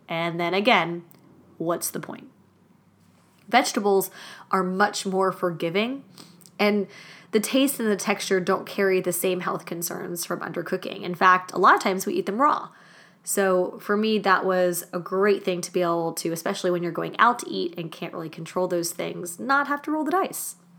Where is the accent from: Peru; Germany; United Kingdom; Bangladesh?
Germany; moved away; also born or lived in Madrid, Spain; Growing up in Germany meant that meat and potatoes was a basic foundation for most of my meals